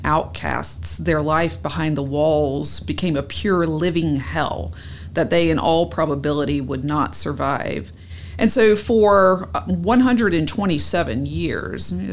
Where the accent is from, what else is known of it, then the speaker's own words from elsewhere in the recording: Columbia, South Carolina, United States; I grew up here in Columbia